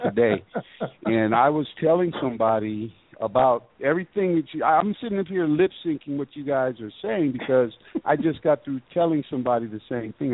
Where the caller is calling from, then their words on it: Georgia, United States; I'm calling from Georgia.